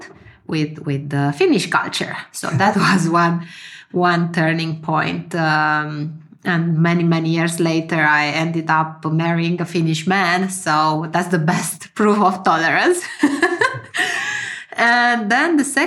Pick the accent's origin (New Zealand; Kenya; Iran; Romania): Romania; moved away as an adult; now in Finland; I left my home country to move to Finland. I'm born in Romania. And when I was 20-something, I moved to Finland to study.